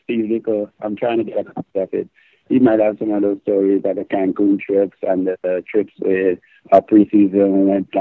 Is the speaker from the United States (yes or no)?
no; Grenada; moved away; As a young boy growing up in Grenada